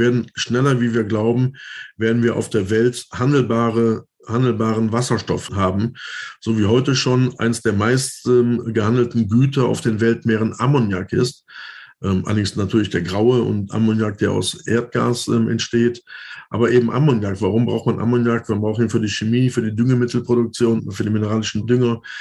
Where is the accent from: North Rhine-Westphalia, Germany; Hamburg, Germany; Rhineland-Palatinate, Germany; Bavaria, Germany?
North Rhine-Westphalia, Germany; Düsseldorf; gerade auch in meiner Heimat in Düsseldorf äh, man sagt immer gerne Schreibtisch des Ruhrgebiets